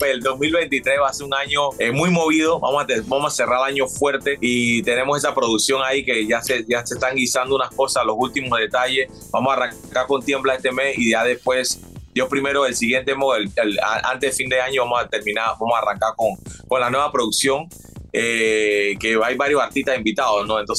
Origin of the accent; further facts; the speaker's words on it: Panama; moved away; Yo tengo, yo me fui de Panamá en el 98